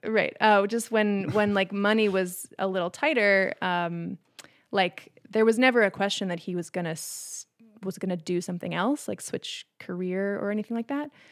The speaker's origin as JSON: {"language": "English", "region": "Maine", "country": "United States", "tie": "born or raised there", "said": "I grew up in Maine"}